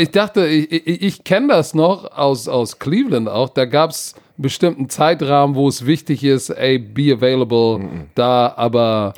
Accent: Hamburg, Germany; so sind wir aus Hamburg

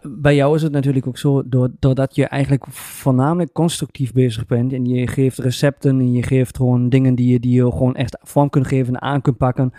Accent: Germany; now in Twente, Netherlands; ik ben een Duitser

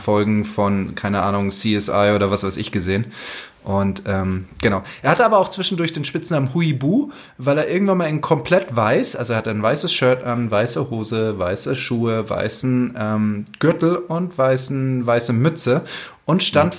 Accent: Germany; bei uns in Deutschland

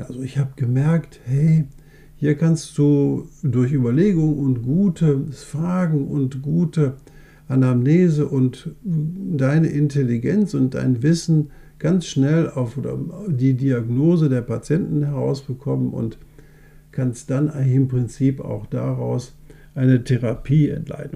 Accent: Essen, North Rhine-Westphalia, Germany; accent: Ruhrgebietsslang; bei uns in Essen

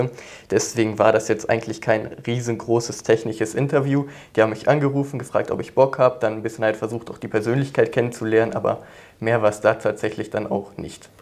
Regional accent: near Cologne, North Rhine-Westphalia, Germany; Ich komme aus der Nähe von Köln

